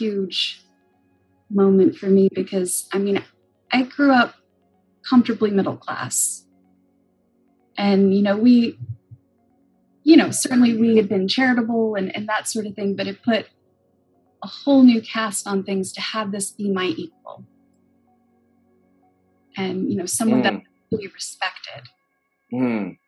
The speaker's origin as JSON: {"language": "English", "region": "Kansas", "country": "United States", "tie": "born or raised there", "said": "I was born and raised in Kansas"}